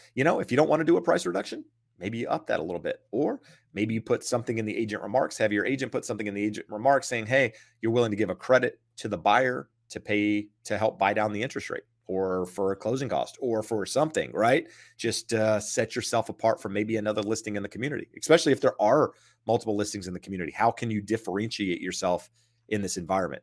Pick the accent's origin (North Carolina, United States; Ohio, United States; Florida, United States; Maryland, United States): North Carolina, United States; now in Southern California, United States; I'm from North Carolina